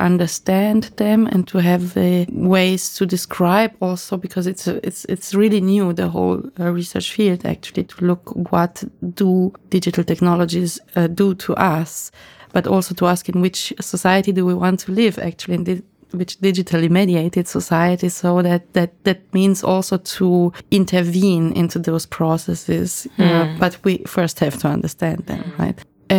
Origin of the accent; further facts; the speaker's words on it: Romania; now in Germany; Because myself, I'm a migrant. I moved from Romania to Germany, and I always kind of stuck with this migrant topic